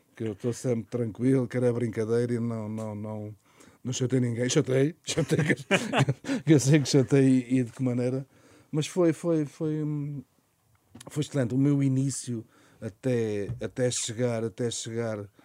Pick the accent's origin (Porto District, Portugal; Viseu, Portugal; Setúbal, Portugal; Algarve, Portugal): Setúbal, Portugal; Montijo